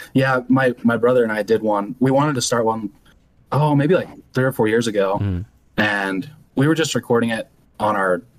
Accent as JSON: {"language": "English", "town": "Nephi", "region": "Utah", "country": "United States", "tie": "born or raised there"}